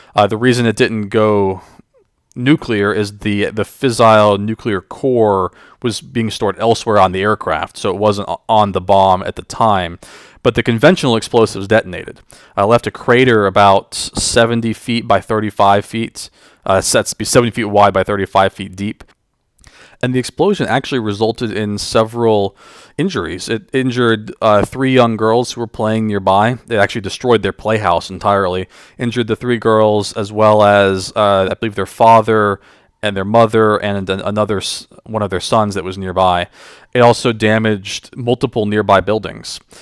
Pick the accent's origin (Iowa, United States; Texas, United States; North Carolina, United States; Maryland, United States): North Carolina, United States; just outside of Charlotte; I grew up in North Carolina, uh, just outside of Charlotte, with my parents and my sister